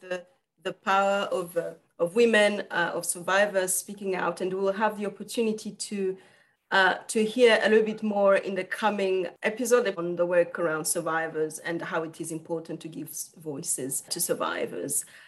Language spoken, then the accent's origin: English; Rwanda; I am from Rwanda